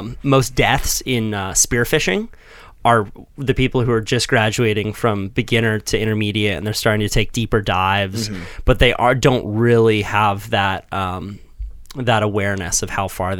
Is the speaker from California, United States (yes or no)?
no; Florida, United States; Shit, I'm from Florida.